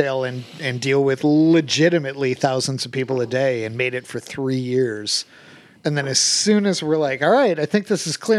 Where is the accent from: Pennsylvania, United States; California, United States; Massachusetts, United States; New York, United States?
New York, United States; Buffalo; moved away; My dad comes up from North Carolina. I'm originally from Buffalo, New York.